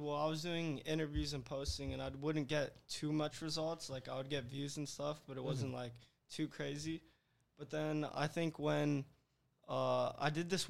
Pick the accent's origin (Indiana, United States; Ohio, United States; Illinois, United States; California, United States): California, United States; Glendale; I grew up in Glendale